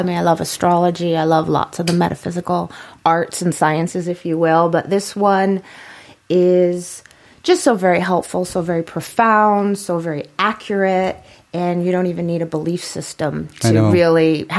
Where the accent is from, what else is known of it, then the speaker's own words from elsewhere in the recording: New York City, New York, United States; It's been a long time, but once from New York, always from New York.